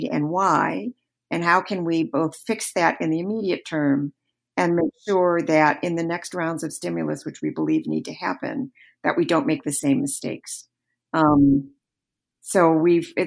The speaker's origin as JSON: {"language": "English", "region": "Michigan", "country": "United States", "tie": "born or raised there", "said": "you and I grew up in the same hometown. I grew up in the Roman Catholic faith. And the church that I grew up in Michigan, is still all white"}